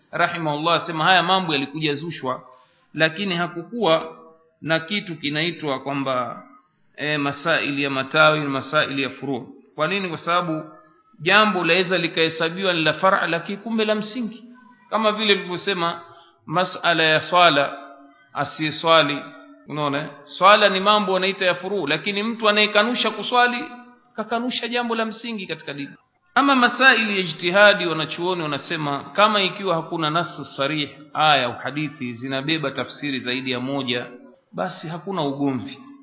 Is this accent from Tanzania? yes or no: yes; Tanga, Tanga Region, Tanzania; kule kwetu Tanga